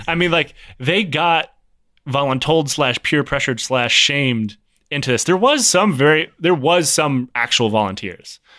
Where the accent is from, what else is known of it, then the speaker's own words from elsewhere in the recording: United States; as an American